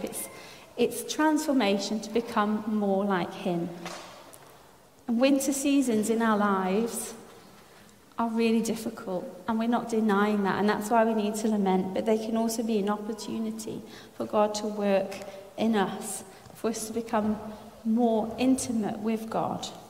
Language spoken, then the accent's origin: English; France; moved away; I was brought up in France.